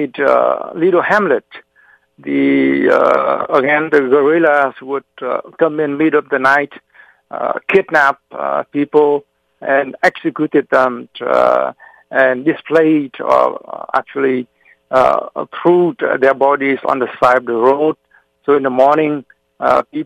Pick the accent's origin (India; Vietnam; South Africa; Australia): Vietnam; South Vietnam; now in Massachusetts, United States; I was born in South Vietnam